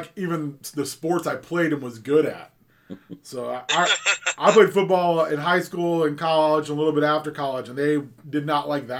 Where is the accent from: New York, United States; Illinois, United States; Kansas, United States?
Kansas, United States; Southeast; now in Minnesota, United States; I grew up in Southeast Kansas, right down by that Manson Nixon line.